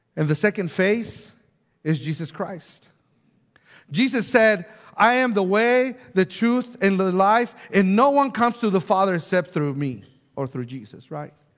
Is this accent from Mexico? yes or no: yes; Mexico; now in Bella Vista, United States; growing up in Mexico and then moving to different places and then now end up in Bella Vista